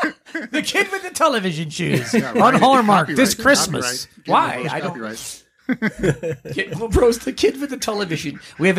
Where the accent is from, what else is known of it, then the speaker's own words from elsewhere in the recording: Burbank, California, United States; I'm from Burbank, and he's our guy.